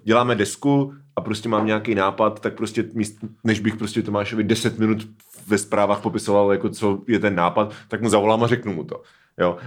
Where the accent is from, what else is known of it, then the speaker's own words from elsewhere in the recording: Hradec nad Svitavou, Pardubice Region, Czechia; now in Brno, Czech Republic; když jsem ve Svitovech, tak říkám, že jsem z Hradce nad Svitavou